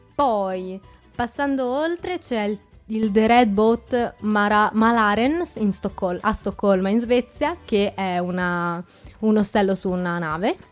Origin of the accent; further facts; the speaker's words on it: Forlì, Emilia-Romagna, Italy; now in Trento, Italy; A 15 minuti da Forlì, mia città natale.